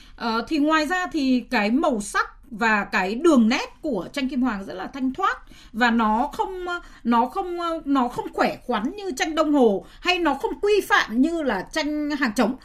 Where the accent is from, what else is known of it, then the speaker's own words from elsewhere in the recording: Hanoi, Vietnam; tôi là người sinh ra và lớn lên ở Hà Nội